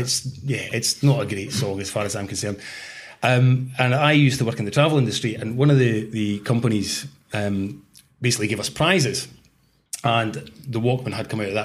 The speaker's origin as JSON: {"language": "English", "town": "Kirkcaldy", "region": "Scotland", "country": "United Kingdom", "tie": "born or raised there", "said": "I was brought up in Kirkcaldy"}